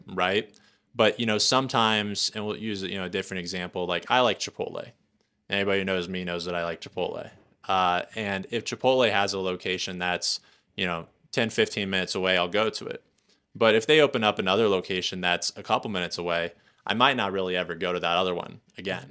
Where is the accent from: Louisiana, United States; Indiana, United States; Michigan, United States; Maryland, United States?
Indiana, United States; moved away as an adult; also born or lived in Lafayette, Indiana / South Florida; now in Wyoming, United States; I grew up in Indiana in a super small town, about 5,000 people uh, in the farmland uh, across the street from some cornfields